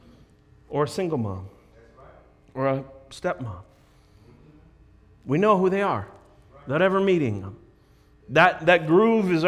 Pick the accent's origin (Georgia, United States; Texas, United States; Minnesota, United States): Minnesota, United States; Minneapolis; I grew up in Minneapolis